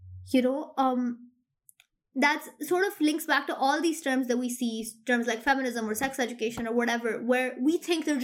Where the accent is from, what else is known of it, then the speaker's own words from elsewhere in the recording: Pakistan; we're both Pakistani